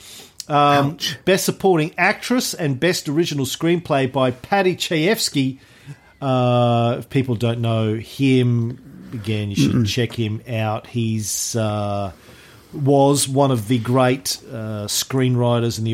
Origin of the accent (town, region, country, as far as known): Australia